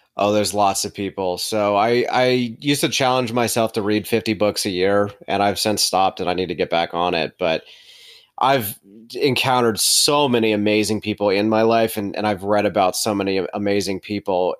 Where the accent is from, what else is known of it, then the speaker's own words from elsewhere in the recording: Charlotte, North Carolina, United States; also born or lived in Winston-Salem, North Carolina; we're from Charlotte